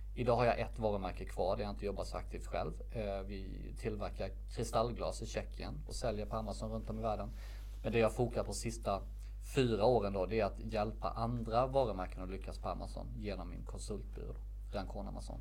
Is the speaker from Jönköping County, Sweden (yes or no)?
yes; Värnamo, Jönköping County, Sweden; moved away as an adult; also born or lived in Stockholm; now in Värnamo, Sweden; valde jag att flytta hem från Stockholm till min hemstad Värnamo